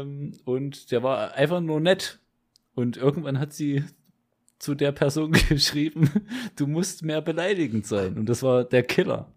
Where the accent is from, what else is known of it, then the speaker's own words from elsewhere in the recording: Leipzig, Saxony, Germany; Südvorstadt war das, ja, genau Südvorstadt. Und da war ich, äh, boah, ich weiß nicht, bis ich so zwölf war